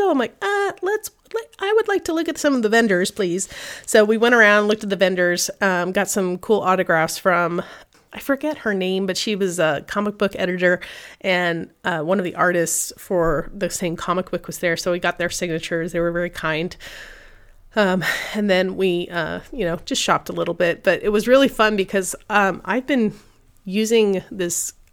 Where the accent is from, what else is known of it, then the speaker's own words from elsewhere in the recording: California, United States; I was a 49ers fan originally because I came from California. So I moved with Joe Montana back in the day.